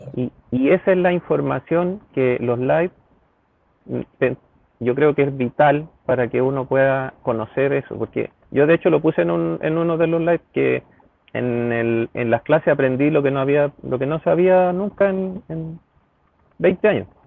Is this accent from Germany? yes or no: no; Santiago, Santiago Metropolitan Region, Chile; siempre he vivido en Santiago en diferentes comunas y actualmente en Ñoñoa hace aproximadamente ya 15 años